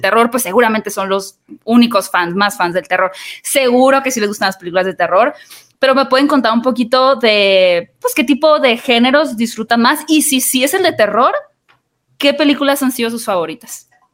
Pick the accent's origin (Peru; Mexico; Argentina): Mexico; como mexicanos